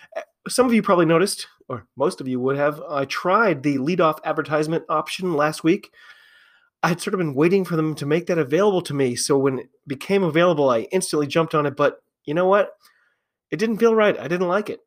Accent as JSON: {"language": "English", "country": "United States", "said": "as an American fan"}